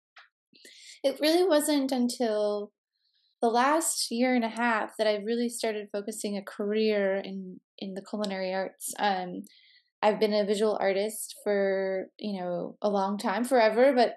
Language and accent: English; southwest suburbs of Chicago, Illinois, United States; moved away; I grew up in the southwest suburbs of Chicago